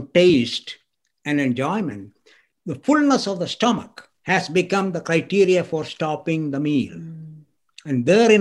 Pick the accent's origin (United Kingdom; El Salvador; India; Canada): India; I grew up in India